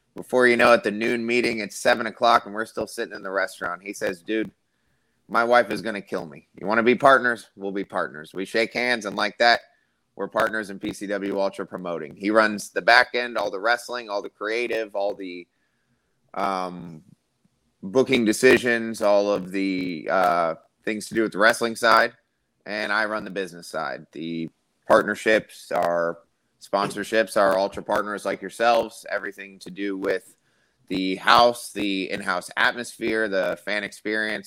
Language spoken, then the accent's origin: English; Tampa, Florida, United States; I'm from Tampa, Florida. So growing up in South Tampa and middle school and elementary school